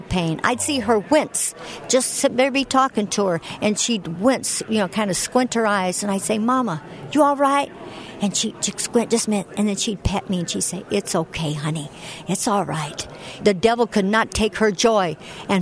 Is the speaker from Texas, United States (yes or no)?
no; Chicago, Illinois, United States; I grew up in Chicago